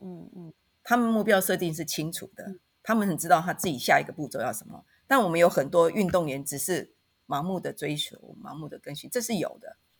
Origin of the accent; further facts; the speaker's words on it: Taitung, Taitung County, Taiwan; moved away; also born or lived in Taipei; 我出生在台东，好，所以我现在是回到台东，所以在台东任教